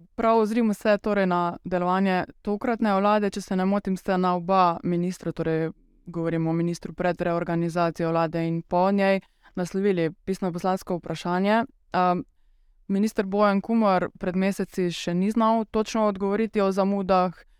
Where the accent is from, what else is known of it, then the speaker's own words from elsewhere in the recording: Meža Valley, Carinthia, Slovenia; moved away as an adult; now in Ljubljana, Slovenia; vsi trije prihajamo iz Koroške. Če se ne motim, popravite me, če ni prav, vsi trije iz Mežiške doline